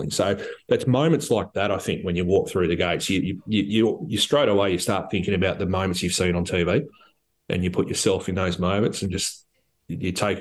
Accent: Australia; being an Aussie

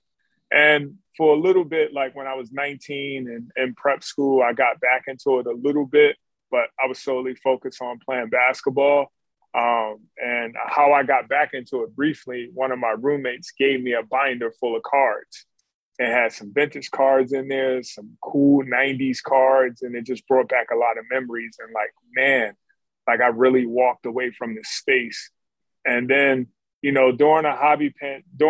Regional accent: Philadelphia, Pennsylvania, United States; in my neighborhood where I grew up in North Philly

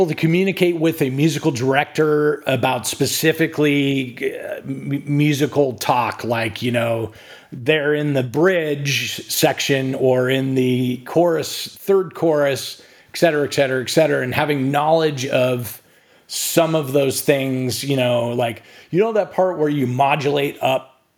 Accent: California, United States; now in Texas, United States; I didn't grow up in Texas. I grew up in California, but my wife is from Texas, and yeah, I mean, I've been here for 25 years now

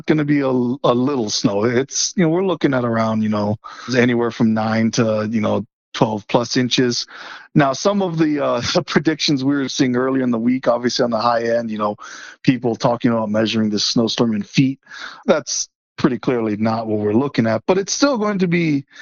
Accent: Kona, Hawaii, United States; now in Boulder, United States; I was born and raised on the Big Island, so did not deal with snow much growing up.

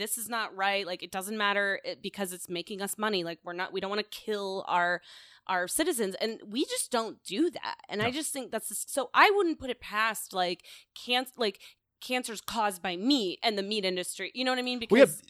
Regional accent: Florida, United States; And I grew up in Florida.

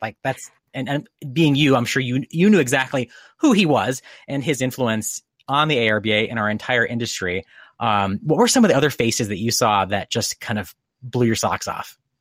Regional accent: Connecticut, United States; moved away; I grew up in Connecticut, um, in, you know, small New England town

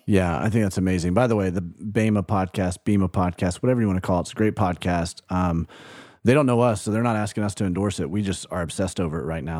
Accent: Birmingham, Alabama, United States; moved away; also born or lived in Tuscaloosa, Alabama; grew up in Birmingham, Alabama, lived in Tuscaloosa, Alabama

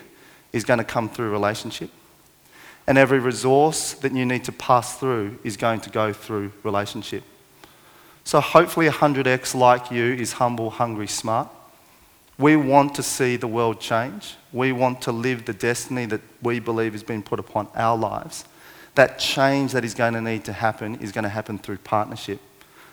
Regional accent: Parramatta, New South Wales, Australia; born or raised there

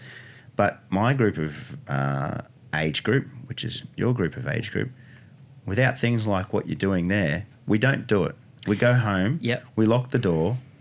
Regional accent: Ballina, New South Wales, Australia; where we grew up in Ballina

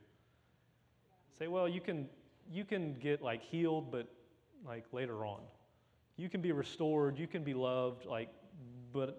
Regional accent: Louisiana, United States; I'm from Louisiana

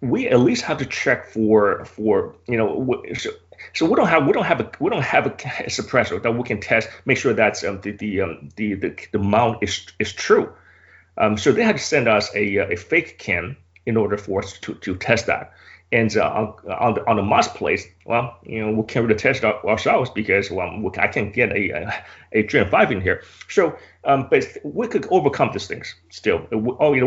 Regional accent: United States; I'm American

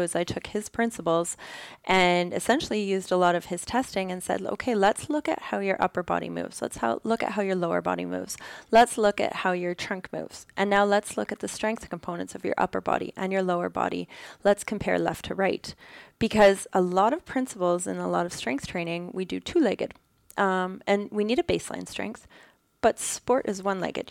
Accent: Ontario, Canada; also born or lived in Alberta; now in Kitchener-Waterloo, Canada; I'm from Ontario, so our mountains aren't huge out here

